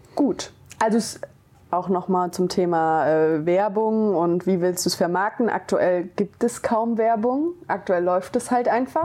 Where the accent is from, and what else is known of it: Hesse, Germany; born or raised there; also born or lived in Frankfurt